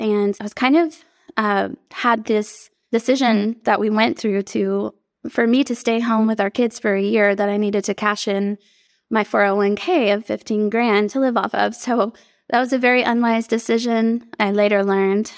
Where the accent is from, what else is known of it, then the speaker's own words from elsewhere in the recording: Texas, United States; I grew up here in Texas